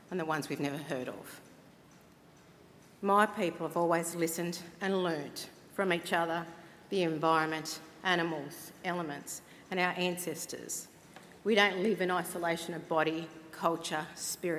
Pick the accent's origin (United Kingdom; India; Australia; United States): Australia; Cowra, New South Wales; I am a sovereign Wiradjuri woman. I come from Cowra, here in New South Wales